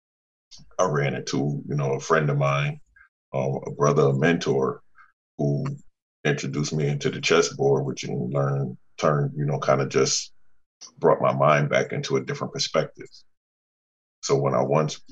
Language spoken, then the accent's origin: English; New Haven, Connecticut, United States; born and raised in New Haven